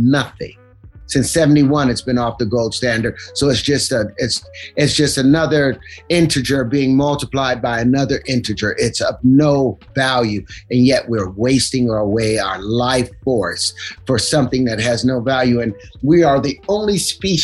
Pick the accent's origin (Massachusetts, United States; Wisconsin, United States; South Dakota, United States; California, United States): California, United States; Los Angeles; I grew up up on Grape Street